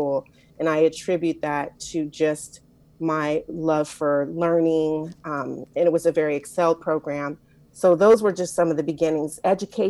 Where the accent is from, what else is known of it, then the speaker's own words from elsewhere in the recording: Compton, California, United States; I'm from Compton, California. I like to say I'm the first daughter of Compton